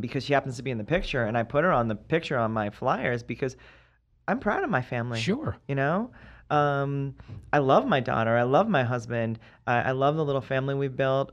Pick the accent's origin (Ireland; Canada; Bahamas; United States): United States; East Coast; moved away; I'm from the East Coast.